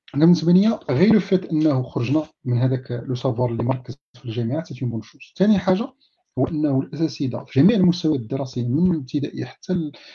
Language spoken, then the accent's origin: Arabic; Morocco; عندنا في المغرب